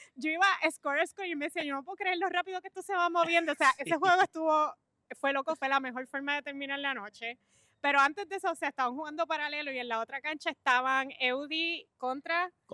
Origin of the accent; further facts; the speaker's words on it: Puerto Rico; nosotros somos como puertorriqueños